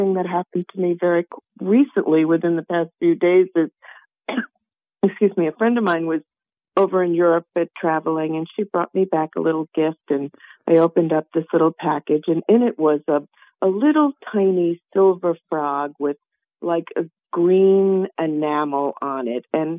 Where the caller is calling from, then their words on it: Naples, Florida, United States; I'm calling from Naples, Florida.